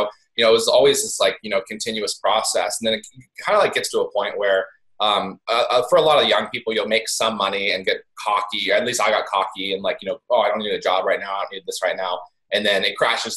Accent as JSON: {"language": "English", "region": "East Coast", "country": "United States", "tie": "born or raised there", "said": "I grew up on the East Coast in like a really small farm town"}